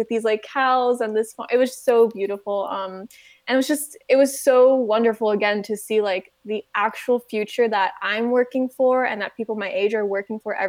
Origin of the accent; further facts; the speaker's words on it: United States; born and raised in the United States